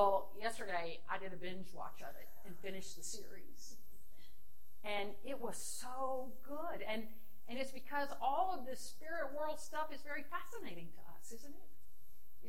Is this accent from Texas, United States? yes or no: yes; El Campo, Texas, United States; Growing up in El Campo, Texas, in the 60s